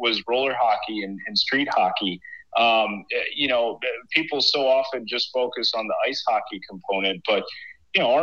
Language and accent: English; Minnesota, United States; moved away as an adult; also born or lived in Maine; I grew up in Minnesota, so hockey country